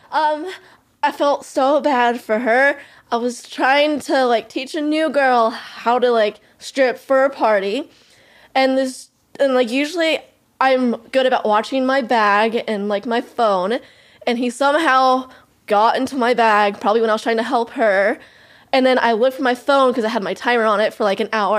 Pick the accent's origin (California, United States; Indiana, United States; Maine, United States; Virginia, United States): California, United States; moved away as an adult; also born or lived in Los Angeles, United States; now in Central Valley, United States; I grew up in Tahoe, so, and now I live in Central Valley